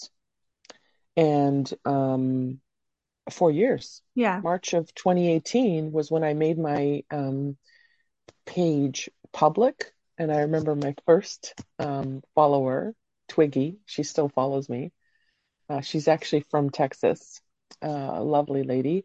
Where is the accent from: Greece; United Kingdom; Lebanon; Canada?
Canada; also born or lived in Croatia; I was born in Croatia, but I came to Canada when I was six